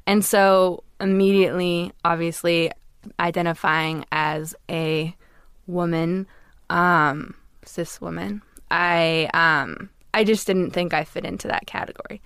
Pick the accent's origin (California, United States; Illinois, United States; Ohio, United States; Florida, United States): California, United States; Los Angeles; I grew up in Los Angeles in a very liberal community.